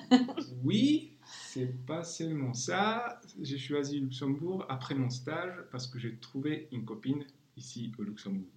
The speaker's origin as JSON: {"language": "French", "country": "Czechia", "first_language": "Czech", "second_language": "French", "said": "je suis d'origine tchèque, alors je traduis vers le tchèque"}